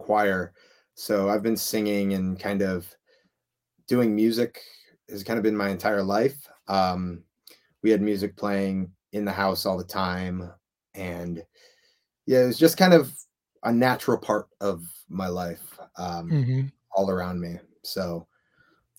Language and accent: English; Highland Park, Illinois, United States; moved away as an adult; also born or lived in Fairfax, Virginia; I grew up in Highland Park, Illinois, which is about 30 minutes north of Chicago